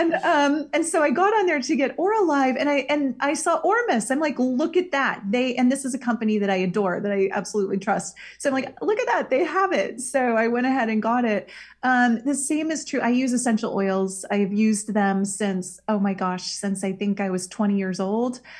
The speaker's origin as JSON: {"language": "English", "region": "Iowa", "country": "United States", "tie": "born or raised there", "moved": "yes", "said": "Iowa. That's my where I'm from, my home state"}